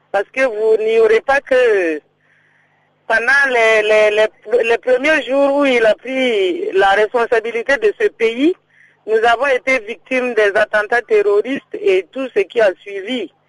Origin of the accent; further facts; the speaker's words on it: Burkina Faso; chez nous, au Burkina, ici